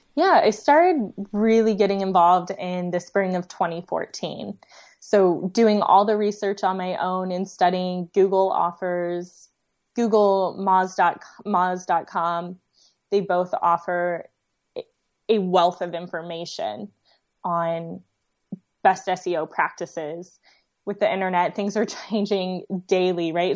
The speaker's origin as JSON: {"language": "English", "town": "Dayton", "region": "Ohio", "country": "United States", "tie": "born or raised there", "said": "my hometown, um, in Dayton, Ohio"}